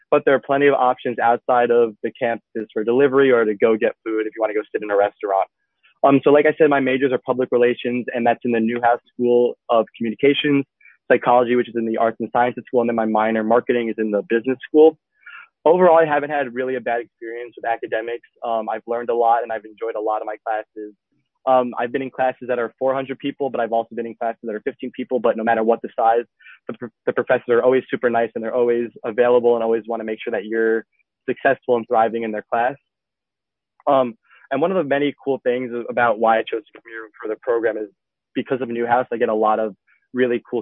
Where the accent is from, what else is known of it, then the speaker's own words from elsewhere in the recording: Westchester, New York, United States; now in Parkland, United States; I was in Club 2016. I'm originally from Westchester, New York, but I now live in Parkland, Florida.